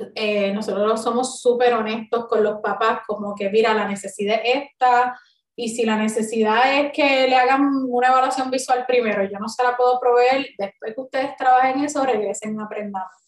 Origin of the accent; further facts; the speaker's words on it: Río Grande, Puerto Rico; yo soy nacida y criada en Río Grande